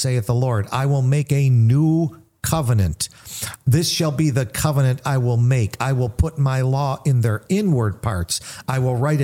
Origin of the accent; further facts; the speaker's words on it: United States; I grew up on the East Side, Little Italy, we were all Roman Catholics.